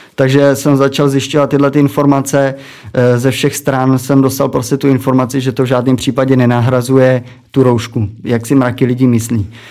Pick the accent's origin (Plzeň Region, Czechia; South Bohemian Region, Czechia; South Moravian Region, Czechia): Plzeň Region, Czechia; Přimda; jsem vlastně z Přimdy u německých hranic